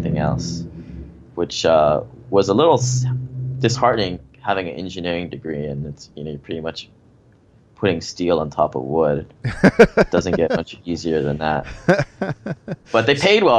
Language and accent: English; Hawaii, United States; moved away as an adult; also born or lived in Seattle; I grew up here in Hawaii, but spent 14 years in Seattle investing up there.